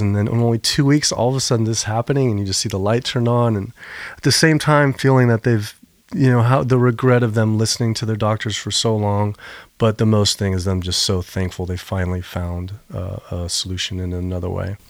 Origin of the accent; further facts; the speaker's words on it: Virginia, United States; my dad's from North Carolina, I'm from Virginia. And I grew up swimming in all these rivers